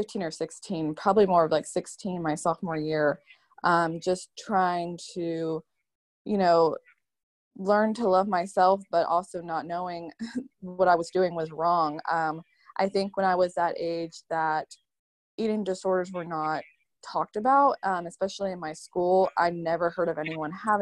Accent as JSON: {"language": "English", "town": "Charlotte", "region": "North Carolina", "country": "United States", "said": "I am from Charlotte, North Carolina"}